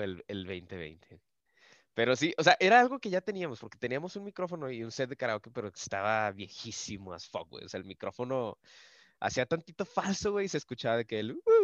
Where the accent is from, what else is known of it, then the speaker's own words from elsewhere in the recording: Monclova, Coahuila, Mexico; now in Saltillo, Mexico; yo no soy de, Saltillo, yo soy de Monclova y la mayoría de mi familia está en Monclova